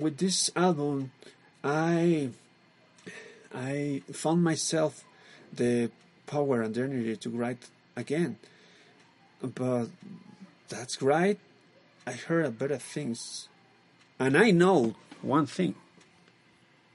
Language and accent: English; Mexico; English is a second language; We are from Mexico